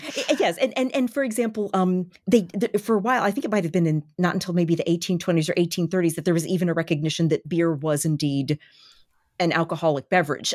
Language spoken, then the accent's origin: English; Baltimore, Maryland, United States; born or raised there